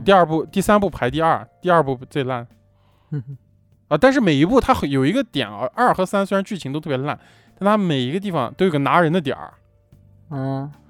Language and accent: Chinese; China; 我们作为一个就是中国人啊，土生土长的这种中国人